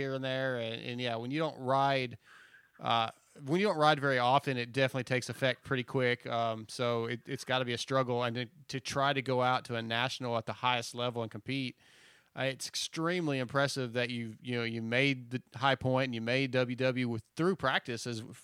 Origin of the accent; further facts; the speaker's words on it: East Texas, United States; I'm from East Texas where it's humid